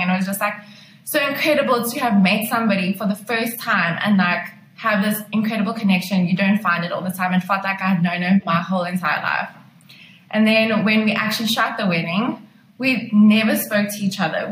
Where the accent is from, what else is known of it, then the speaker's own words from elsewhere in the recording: Pretoria, Gauteng, South Africa; moved away as an adult; now in Cape Town, South Africa; I decided that I was going to move to Cape Town because I'm originally from Pretoria